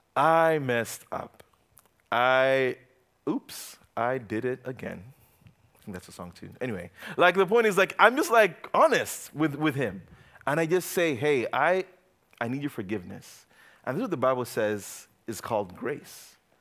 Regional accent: Uganda; moved away; I grew up in Uganda.

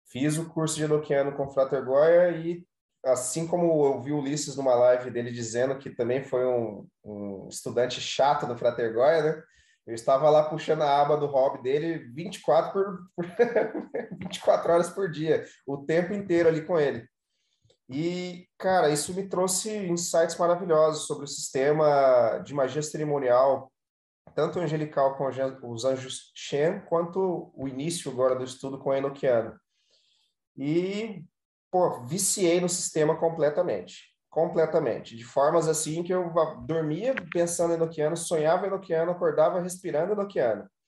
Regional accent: Mato Grosso, Brazil; born or raised there

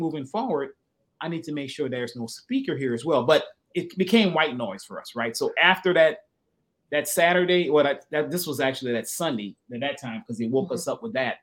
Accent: the South, United States; I grew up in the South

